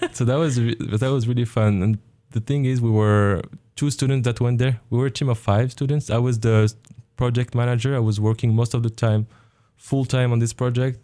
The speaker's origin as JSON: {"language": "English", "country": "Morocco", "tie": "born or raised there", "also_born_or_lived": "France / Germany", "moved": "as an adult", "lives_now": "Oregon, United States", "said": "I was born in Morocco. I did, uh, my education there. I was in French schools and after, uh, I had my high school degree. I moved to France for higher education"}